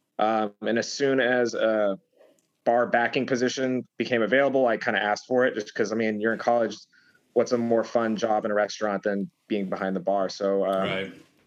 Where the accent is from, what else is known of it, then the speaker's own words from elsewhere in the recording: Denver, Colorado, United States; moved away as an adult; also born or lived in Boulder, Colorado / Leadville, Colorado; now in New York City, United States; Born and raised in Colorado